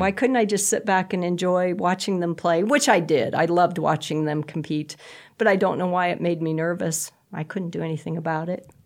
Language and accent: English; Bridgeport, Nebraska, United States; I grew up in Bridgeport, and so we came to Shattern State for everything